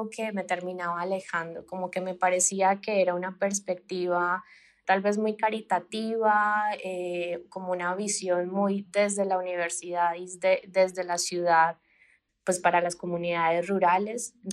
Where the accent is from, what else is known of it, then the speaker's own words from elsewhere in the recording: Colombia; moved away as an adult; now in Mexico; Sí, bueno, pues … eh, soy colombiana, llevo como cinco años viviendo en México eh, llegué acá, bueno, terminé la licenciatura en Colombia